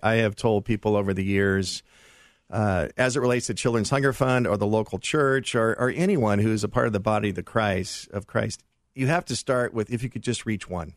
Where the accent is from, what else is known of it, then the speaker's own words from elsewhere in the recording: Los Angeles, California, United States; my wife and I grew up in the San Fernando Valley